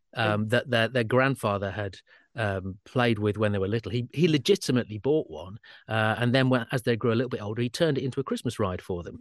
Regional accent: Sheffield, Yorkshire and the Humber, United Kingdom; I'm from Sheffield

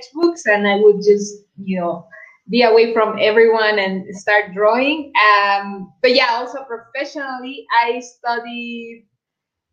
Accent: Mexico City, Mexico; I grew up in Coyoacán, which is close to Frida Kahlo's house

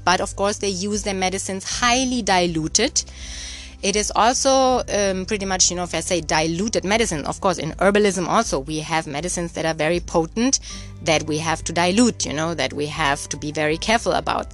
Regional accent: Germany; moved away; I'm born and raised in Germany

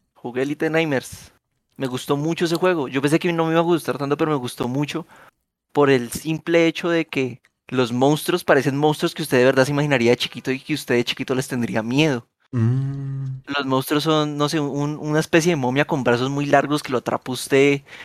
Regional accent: Colombia; usted y yo somos colombianos y nacimos en los 90

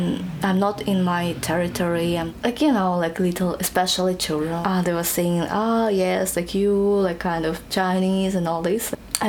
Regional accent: Russia; now in France; I'm Korean, I was born in Russia

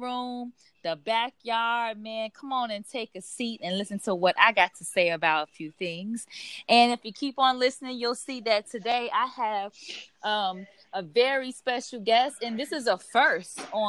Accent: Chicago, Illinois, United States; back to the Shy, back to my hometown

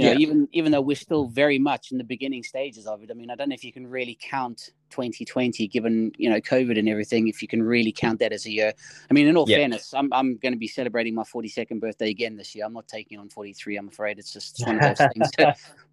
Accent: South Africa; moved away as an adult; I'm originally, if you haven't heard in the accent, I'm originally from South Africa.

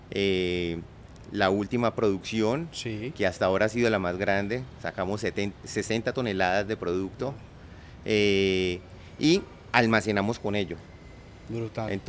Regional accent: Colombia; como colombianos tenemos que dejar tantas diferencias

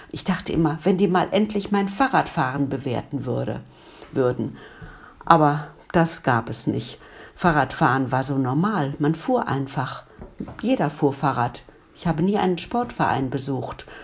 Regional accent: Duisburg, North Rhine-Westphalia, Germany; born there; Ich bin in Ungelsheim geboren, in Duisburg-Ungelsheim.

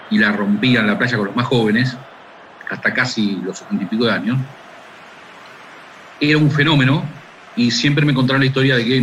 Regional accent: Lanús, Buenos Aires Province, Argentina; yo nací en Lanús también.

